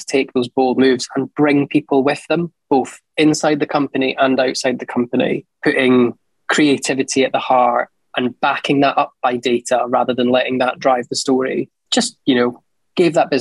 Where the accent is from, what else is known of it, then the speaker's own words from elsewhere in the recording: Edinburgh, Scotland, United Kingdom; born in Edinburgh, school in Edinburgh, university in Edinburgh